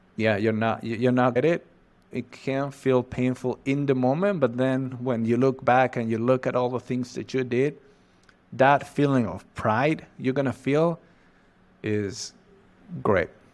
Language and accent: English; Catamarca, Argentina; English is a second language; I'm from Argentina, precisely from the northwest of Argentina. Uh, I live in a city called Catamarca.